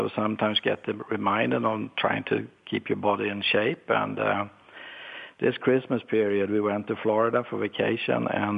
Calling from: Stockholm, Stockholm County, Sweden; Well, it's 5 in the afternoon and I'm calling in from Stockholm, right in the downtown by the water next to the Royal Palace.

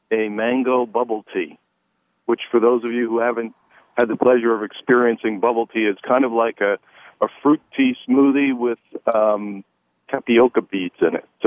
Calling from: New York City, New York, United States; I am calling you from the neighborhood of Sunset Park, Brooklyn

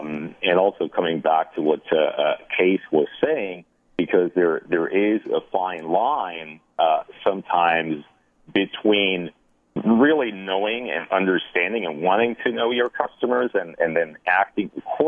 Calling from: Half Moon Bay, California, United States; I'm calling from California, lovely Half Moon Bay

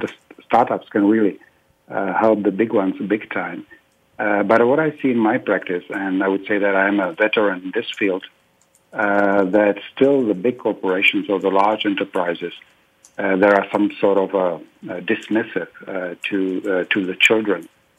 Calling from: Prague, Czechia; You know, I'm calling from Prague, and actually we have already a late afternoon here

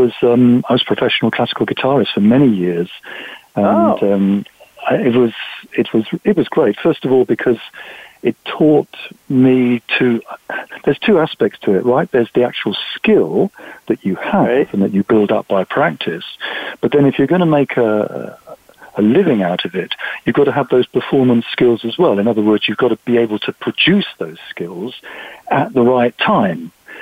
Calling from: South East England, United Kingdom; We're in a chilly, dark evening just outside London in the UK.

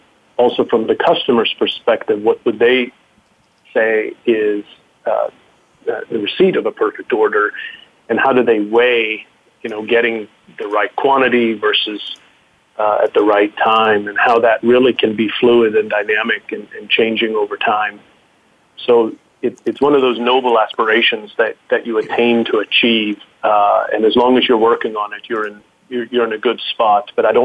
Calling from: Nebraska, United States; I am spending the day in the state of Nebraska, so a beautiful place.

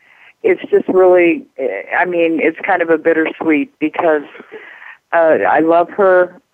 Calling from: Albuquerque, New Mexico, United States; Albuquerque, New Mexico.

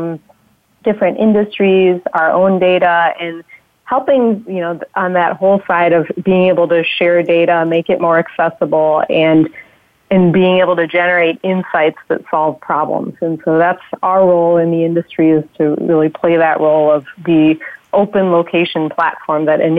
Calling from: Chicago, Illinois, United States; I am also in Chicago, like Joe.

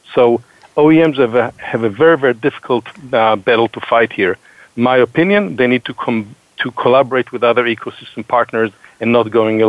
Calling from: Boston, Massachusetts, United States; Yeah, so I'm calling, like Heather, from a different part of greater Boston.

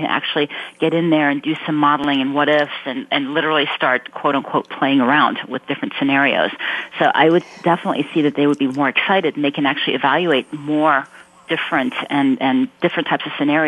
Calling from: Mountain View, California, United States; I am calling from Mountain View, home of Google.

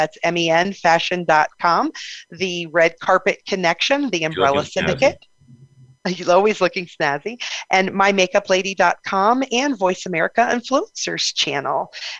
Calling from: Salt Lake City, Utah, United States; I'm calling in from Salt Lake City, Utah

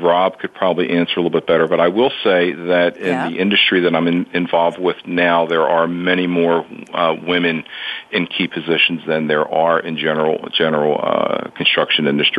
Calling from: north of Baltimore, Maryland, United States; I'm calling just north of Baltimore

